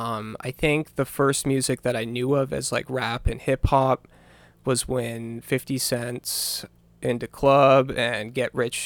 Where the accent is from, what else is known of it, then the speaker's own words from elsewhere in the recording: Bangor, Maine, United States; also born or lived in Virginia; I grew up in Bangor.